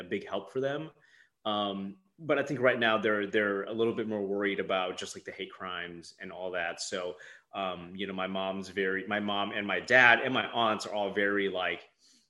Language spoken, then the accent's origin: English; Minneapolis, Minnesota, United States; moved away as an adult; now in Atlanta, United States; Growing up in the Twin Cities, I watched a lot of like local news with my family